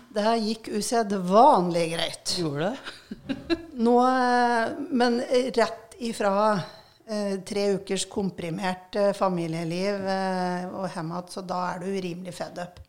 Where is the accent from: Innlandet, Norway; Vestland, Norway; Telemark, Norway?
Innlandet, Norway; Raufoss; vært mye på Raufoss, der jeg er ifra